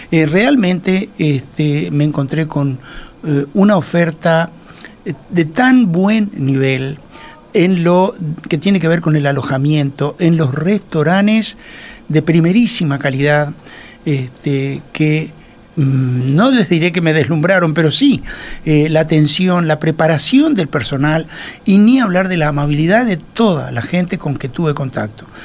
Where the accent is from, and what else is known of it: Uruguay